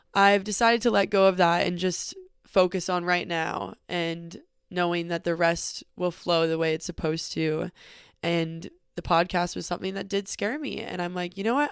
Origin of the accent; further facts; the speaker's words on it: northern California, United States; also born or lived in Los Angeles; we drove 6 hours back to my hometown in northern California